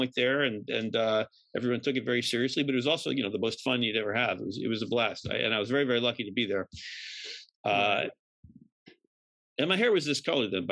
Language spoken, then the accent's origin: English; New York City, New York, United States; I'm from New York, was born on the Lower East Side